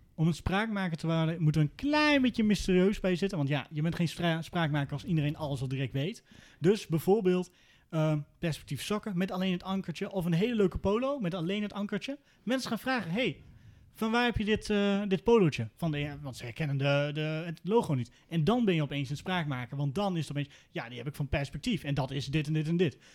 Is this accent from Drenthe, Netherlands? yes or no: yes; Veenkoloniën, Drenthe, Netherlands; also born or lived in Groningen; Ik kom uit de Veenkolonie, dat is Noord-Drenthe